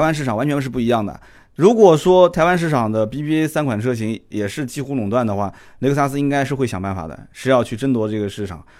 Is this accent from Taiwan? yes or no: no; China; 就是我们大陆这边也是一样的嘛